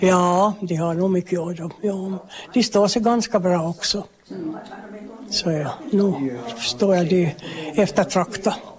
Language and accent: Swedish; Västerhankmo, Ostrobothnia, Finland; now in Korsholm, Finland; jag är hem från Västerhamn men bor här på Folkhälsan